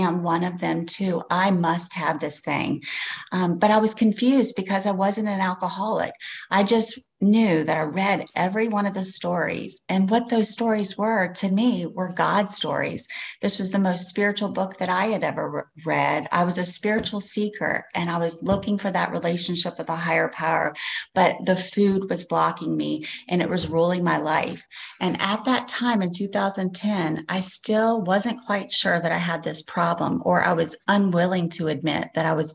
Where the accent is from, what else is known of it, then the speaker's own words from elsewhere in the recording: Slidell, Louisiana, United States; I'm from Slidell, Louisiana